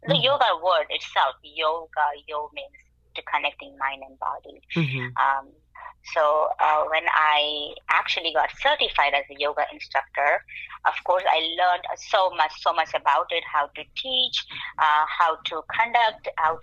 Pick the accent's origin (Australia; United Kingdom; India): India; now in Lehigh Valley, United States; me being from an Indian origin